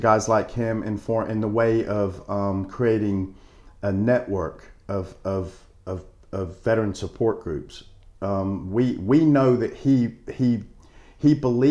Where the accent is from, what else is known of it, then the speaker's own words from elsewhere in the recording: Panama City, Florida, United States; moved away; also born or lived in South Texas; I was born in Panama City, so I'm proud Floridian.